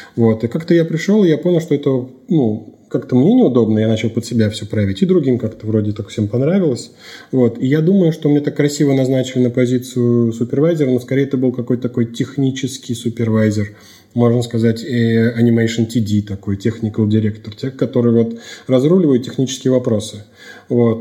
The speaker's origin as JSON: {"language": "Russian", "town": "Astrakhan", "region": "Astrakhan Oblast", "country": "Russia", "tie": "born or raised there", "also_born_or_lived": "Saint Petersburg", "moved": "as an adult", "said": "постепенно я рос, развивался в, в Астрахани, в своем родном городе"}